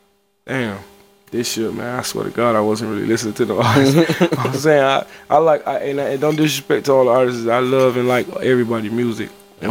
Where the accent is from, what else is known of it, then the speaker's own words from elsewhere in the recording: Miami, Florida, United States; I'm from Miami.